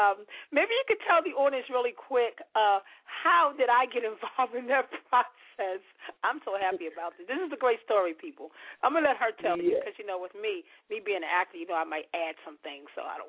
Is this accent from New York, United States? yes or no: yes; New York, United States; now in Philadelphia, United States; me being a New Yorker myself